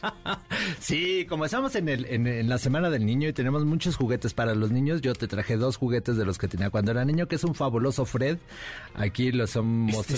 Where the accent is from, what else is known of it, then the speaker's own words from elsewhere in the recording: Mexico; así somos los mexicanos